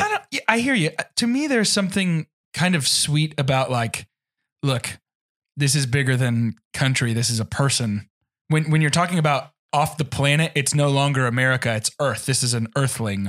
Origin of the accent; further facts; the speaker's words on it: United States; I'm an American in another country